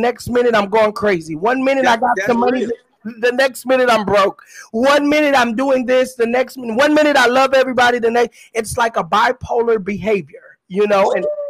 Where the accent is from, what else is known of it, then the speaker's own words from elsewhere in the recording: California, United States; born there; also born or lived in Texas; I was born in California, and I'm going to put this illustration real fast, I promise.